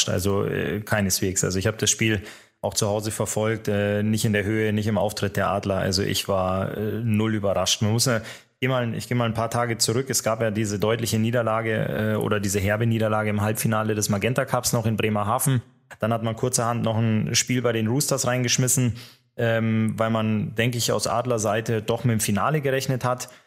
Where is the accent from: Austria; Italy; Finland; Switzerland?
Finland; Aber alle werden es mir verzeihen, dass ich natürlich ähm, meinem Heimatland Finnland eben auch die Daumen drücken muss.